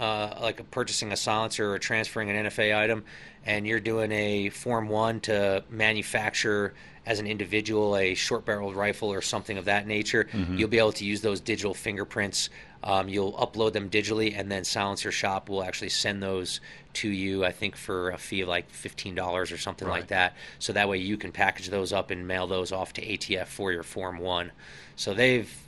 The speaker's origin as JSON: {"language": "English", "area": "Hudson River Valley, East Coast", "region": "New York", "country": "United States", "tie": "born or raised there", "moved": "yes", "said": "growing up on the East Coast in that area, there's a lot of history. My dad and I used to go hit some of these small Civil War, Revolutionary War, little historical sites and museums all up and down the Hudson River Valley"}